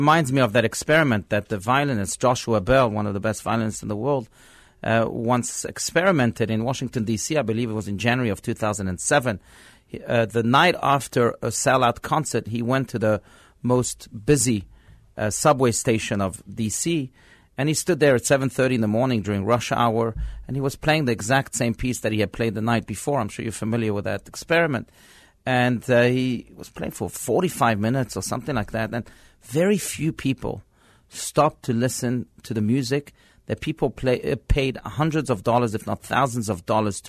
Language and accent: English; France; born there; First of all, he was French, and you know, I was born in France.